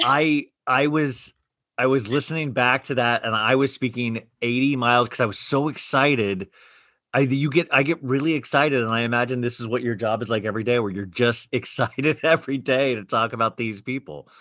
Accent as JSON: {"language": "English", "region": "Kansas", "country": "United States", "tie": "born or raised there", "said": "I grew up around girls in Kansas on a street with all girls, and I was the only guy"}